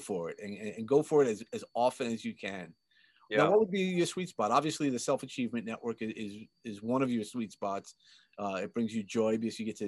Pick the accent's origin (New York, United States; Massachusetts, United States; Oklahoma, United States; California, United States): New York, United States; New York City; I grew up in Sheepshead Bay, Brooklyn